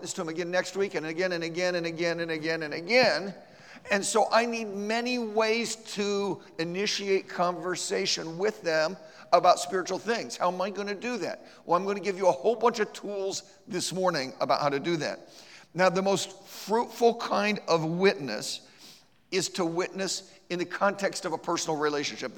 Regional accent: Ohio, United States; now in Georgia, United States; I live in Georgia, but I'm from Ohio

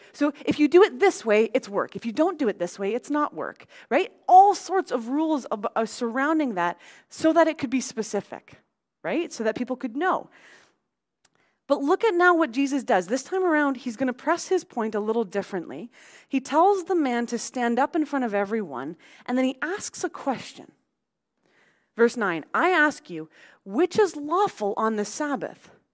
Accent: Abbotsford, British Columbia, Canada; growing up on Mattsky Flats out in Abbotsford

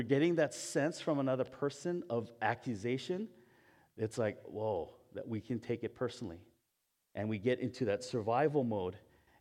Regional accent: Hawaii, United States; moved away; I'm Japanese, but I was born in Hawaii.

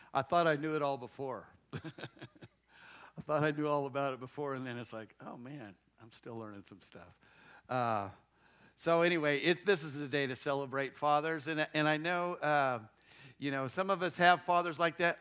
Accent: Castle Rock, Colorado, United States; I grew up, I was born in Castle Rock, Colorado, uh, just south of Denver

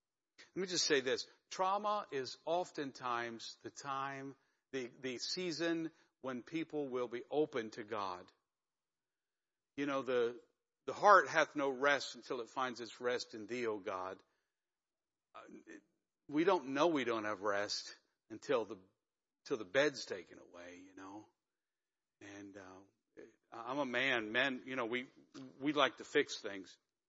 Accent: Northeast, United States; drinking my Joe, actually my hot tea, because I'm a Yankee from the Northeast.

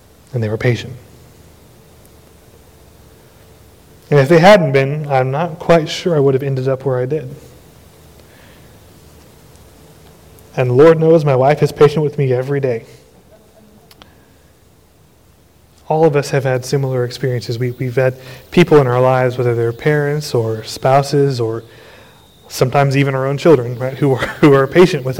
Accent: Austin, Texas, United States; I was a teenager growing up in Austin

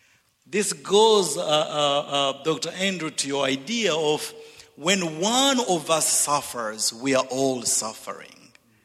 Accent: DR Congo; also born or lived in Zambia / Zimbabwe / Dallas / Missouri; I'm originally from Zambia, grew up in the Congo and educated in Zimbabwe and Dallas and Missouri.

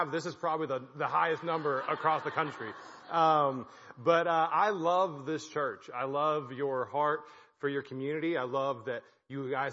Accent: Belton, United States; moved away as an adult; now in Ireland; I grew up in Belton and I had no idea this church existed, just like right down the road

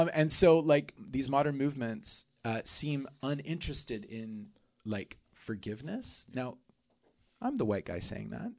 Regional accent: Oklahoma, United States; moved away; also born or lived in South America; growing up in South America, growing up in, in Oklahoma

